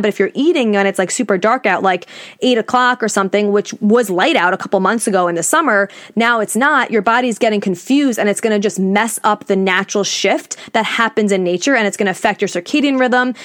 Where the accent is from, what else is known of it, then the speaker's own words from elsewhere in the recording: New York, United States; I'm from New York, I live on Long Island